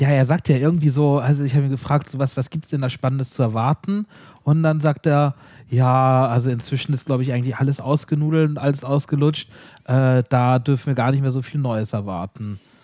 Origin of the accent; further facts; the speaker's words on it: Southern Germany, Germany; kommen wir aus Süddeutschland